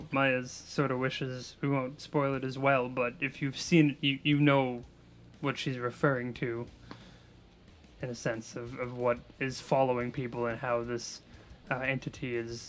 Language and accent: English; United States; I would not have been able to say Lars von Trier the way you did because I'm horribly American